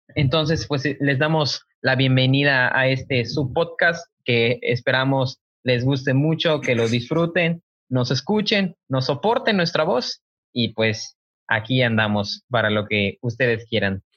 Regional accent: Cozumel, Quintana Roo, Mexico; yo me encuentro en Cozumel, yo soy de aquí, nativo, isleño, costeño

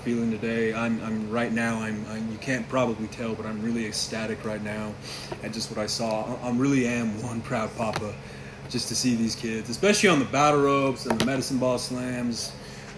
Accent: Hobbs, New Mexico, United States; now in Lubbock, United States; one of my hometown teams, the Hobbs Eagles

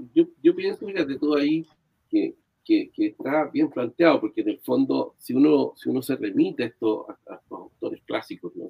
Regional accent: Chile

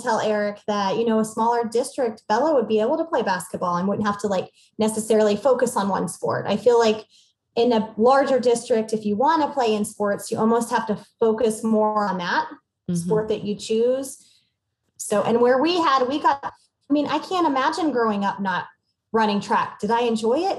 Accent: Aurora, Missouri, United States; moved away as an adult; also born or lived in Springfield, Missouri; now in Bentonville, Arkansas, United States; growing up in Missouri

